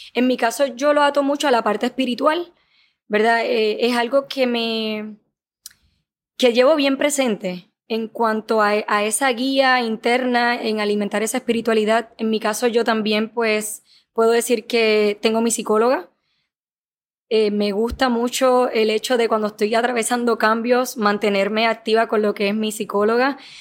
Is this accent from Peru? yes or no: no; Puerto Rico; also born or lived in Dominican Republic; Soy puertorriqueña, nací aquí en Puerto Rico, sin embargo mi crianza ha sido entre Puerto Rico y República Dominicana